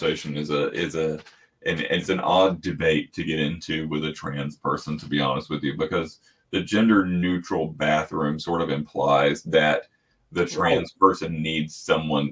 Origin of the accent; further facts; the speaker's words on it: South Georgia, United States; my experience growing up in South Georgia